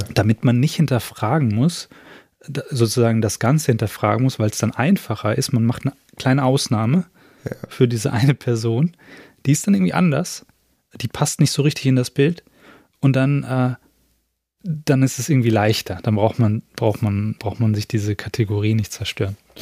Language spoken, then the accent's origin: German; Germany; wo ich herkomme und ich sage irgendwie aus Deutschland